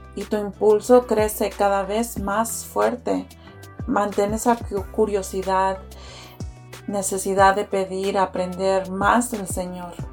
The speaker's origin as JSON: {"language": "Spanish", "town": "Houston", "region": "Texas", "country": "United States", "tie": "born or raised there", "said": "he vivido en Houston toda mi vida"}